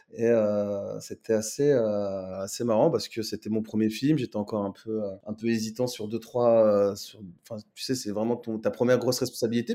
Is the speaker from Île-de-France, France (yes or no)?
yes; Nanterre, Île-de-France, France; Je suis né, né et grandi à Nanterre dans le 92, donc région parisienne